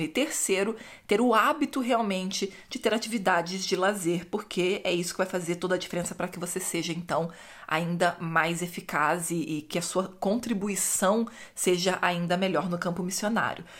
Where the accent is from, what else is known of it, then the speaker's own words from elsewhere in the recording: Rio de Janeiro, Brazil; no Rio mesmo onde eu cresci